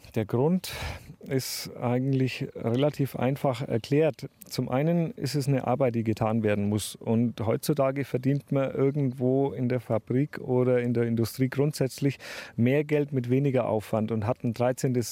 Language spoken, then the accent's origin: German; Dettenheim, Bavaria, Germany; Wir wohnen in einem kleinen Dorf, was zwischen zwei Städten liegt.